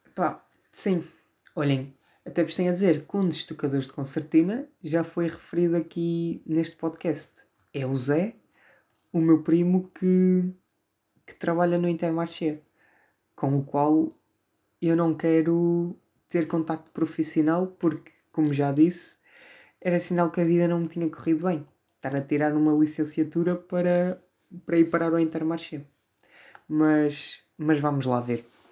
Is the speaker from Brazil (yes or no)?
no; Vila Maior, Norte, Portugal; accent: northern, Porto-influenced; sou do Norte, sou do Norte. Até porque se, to... se nota bem aqui no meu sotaque vincado